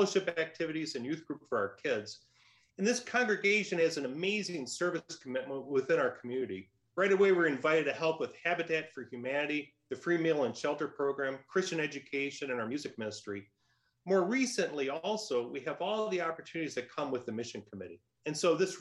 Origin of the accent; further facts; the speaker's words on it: Michigan, United States; moved away as an adult; also born or lived in Detroit suburb, Michigan / St. Louis, Missouri; now in California, United States; I was born and raised in Michigan, first in a suburb of Detroit, where my family worked in the auto industry. When I was in second grade, we moved to a rural community and kept a small farm.